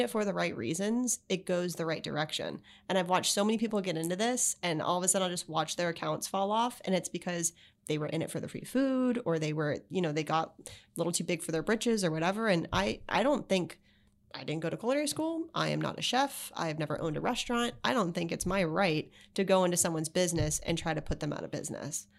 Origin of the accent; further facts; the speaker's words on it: Palm Beach, Florida, United States; also born or lived in Miami / Gainesville / Charlotte; I was born in Miami. I moved up here after Hurricane Andrew. So I really grew up in Palm Beach